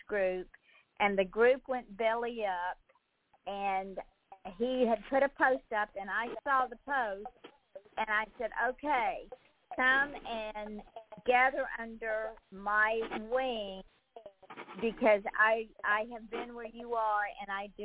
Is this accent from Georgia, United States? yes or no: yes; Georgia, United States; I'm from the Deep South, so I was raised with artists from the Deep South